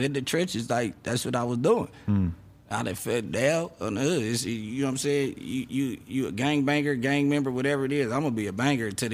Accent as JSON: {"language": "English", "town": "Los Angeles", "region": "California", "country": "United States", "said": "I'm from Rolling 60"}